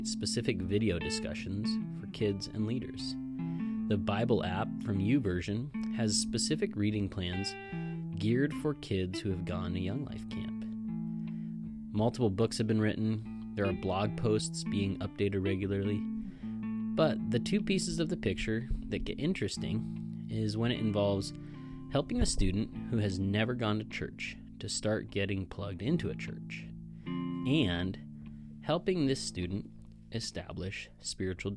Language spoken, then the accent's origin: English; Kalispell, Montana, United States; I was born and raised in Kalispell, Montana.